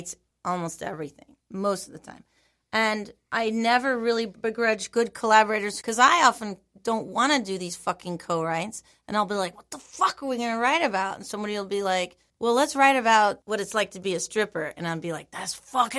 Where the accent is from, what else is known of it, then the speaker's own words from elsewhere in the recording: California, United States; moved away; also born or lived in New York City; I grew up in California.